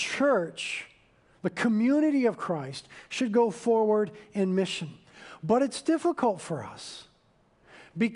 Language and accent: English; United States; we're Americans, and we were raised in American corporate culture